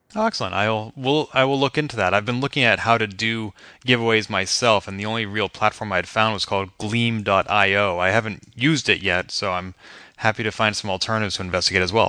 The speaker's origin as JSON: {"language": "English", "town": "Boston", "region": "Massachusetts", "country": "United States", "tie": "born or raised there", "said": "my hometown"}